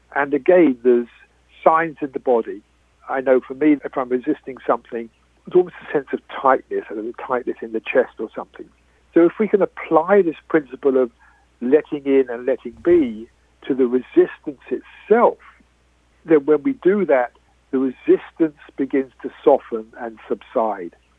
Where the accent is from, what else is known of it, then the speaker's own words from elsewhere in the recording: United Kingdom; I am British